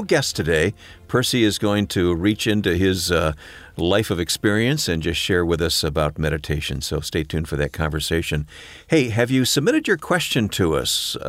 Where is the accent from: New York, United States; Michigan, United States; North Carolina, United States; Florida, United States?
Michigan, United States; Flint; I won't tell you what year I was born in Flint, Michigan, but I was born in Flint, Michigan.